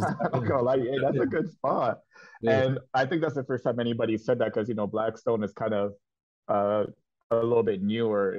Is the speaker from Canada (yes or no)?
yes; Ottawa, Ontario, Canada; I'm from Ottawa